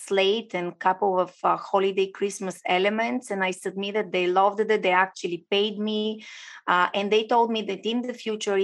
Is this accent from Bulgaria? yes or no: yes; Bulgaria; now in Florida, United States; So I'm originally from Bulgaria. I do live in US, shiny and warm Florida.